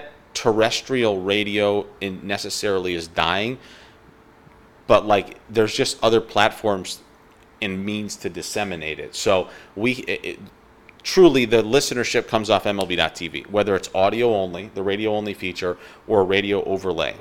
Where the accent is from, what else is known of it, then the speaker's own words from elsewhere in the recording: New York, United States; I grew up in New York, and I absolutely loved Howie Rose and Gary Cohen and Ron Darling and Keith Hernandez growing up in New York